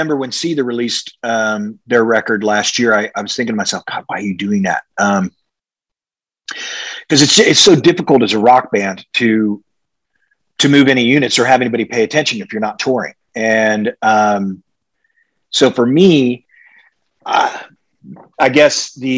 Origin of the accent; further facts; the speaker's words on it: Midwest, United States; growing up in the Midwest